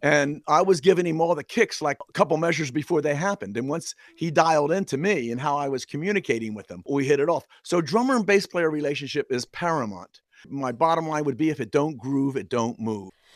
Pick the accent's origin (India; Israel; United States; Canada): United States; New Castle, Delaware; I grew up in an area called Newcastle, Delaware